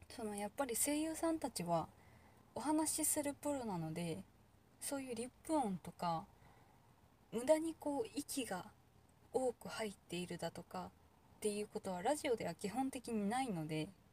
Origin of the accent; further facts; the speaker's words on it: Kansai, Japan; 関西人だけど